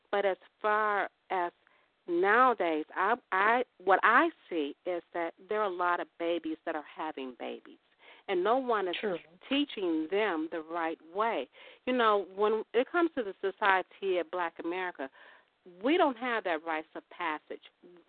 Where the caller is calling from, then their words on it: Chicago, Illinois, United States; calling from Chicago.